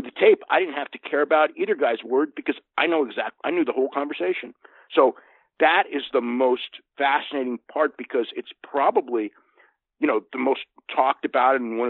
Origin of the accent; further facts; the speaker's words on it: Santa Clara, California, United States; Santa Clara, which is so funny because it's like my hometown